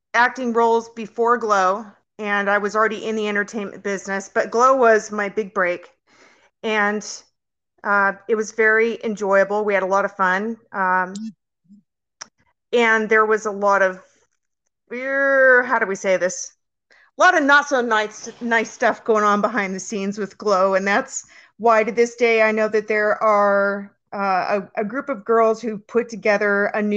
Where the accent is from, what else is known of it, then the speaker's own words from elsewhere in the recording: San Francisco Bay Area, Northern California, United States; I grew up in Northern California in the San Francisco Bay Area, and then I moved to Southern California when I was 19